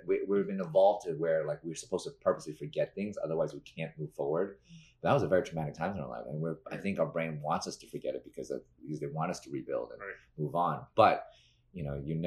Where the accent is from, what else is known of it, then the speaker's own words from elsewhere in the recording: New York City, New York, United States; as a New Yorker